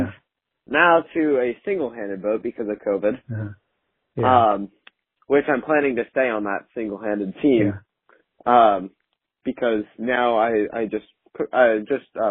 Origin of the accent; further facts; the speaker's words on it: Wisconsin, United States; moved away; I was born in Wisconsin, so I don't remember anything about Wisconsin in terms of going to church